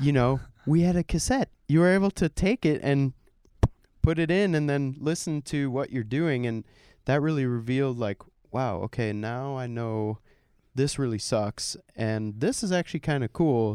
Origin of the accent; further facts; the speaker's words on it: Germany; now in United States; growing up in Germany, i, in, in a not buzzy city, I wasn't in Berlin, I wasn't even close